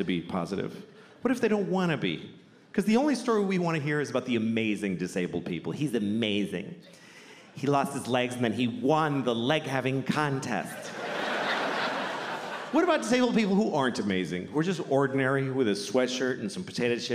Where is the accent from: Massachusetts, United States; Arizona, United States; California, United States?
Massachusetts, United States; Boston; I grew up in Boston